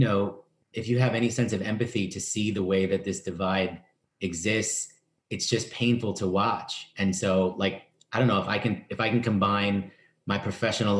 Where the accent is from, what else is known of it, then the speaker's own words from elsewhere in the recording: New York City, New York, United States; I grew up in the East Village in New York